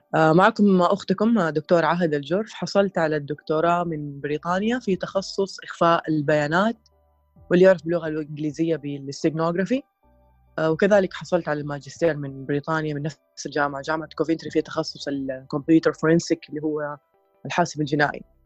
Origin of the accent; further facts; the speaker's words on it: Saudi Arabia; عندنا في السعوديه